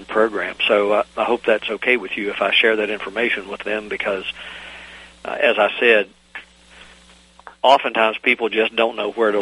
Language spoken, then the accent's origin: English; Virginia, United States; my home state of Virginia